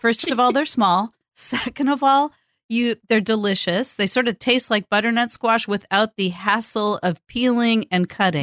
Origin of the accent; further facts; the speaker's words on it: California, United States; now in Portland, United States; born and raised in California and lives in the Pacific Northwest